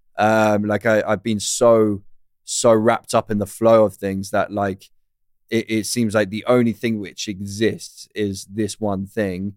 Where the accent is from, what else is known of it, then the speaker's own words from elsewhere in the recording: United Kingdom; I'm British.